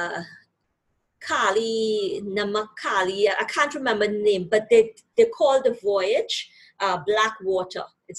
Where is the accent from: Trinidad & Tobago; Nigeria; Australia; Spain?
Trinidad & Tobago; accent: Trinidadian; moved away as an adult; now in Canada; I came to Canada from Trinidad and Tobago in 2007